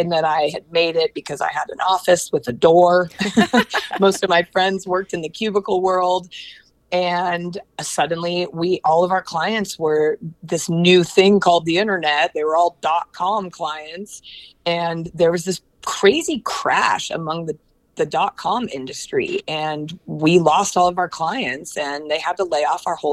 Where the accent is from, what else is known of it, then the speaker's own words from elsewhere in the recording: Portland, Oregon, United States; moved away as an adult; also born or lived in Los Angeles, California; moving from my hometown of Portland, Oregon to Los Angeles